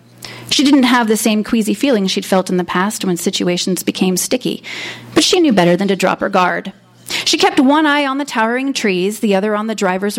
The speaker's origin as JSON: {"language": "English", "town": "El Paso", "region": "Texas", "country": "United States", "tie": "born or raised there", "also_born_or_lived": "New York City", "moved": "yes", "lives_now": "Los Angeles, United States", "said": "it reminded me a lot of my hometown of El Paso, Texas"}